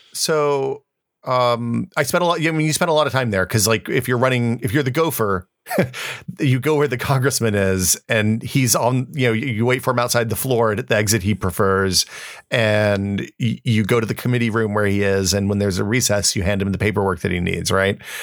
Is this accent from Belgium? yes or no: no; United States